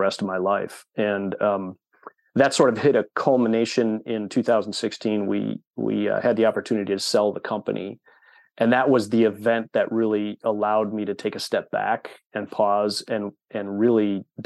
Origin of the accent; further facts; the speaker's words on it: Wisconsin, United States; born and raised in Wisconsin. I am a lifelong Wisconsinite